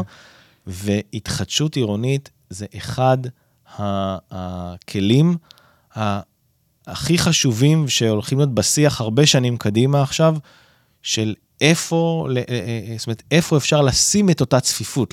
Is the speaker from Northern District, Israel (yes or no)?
yes; Northern District, Israel; אני גדלתי ביישוב קהילתי בצפון